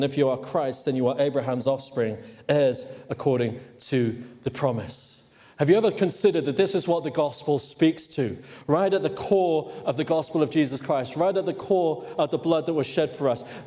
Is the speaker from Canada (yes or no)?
no; Hong Kong; moved away; in case you're wondering where my accent is from. But I grew up in Hong Kong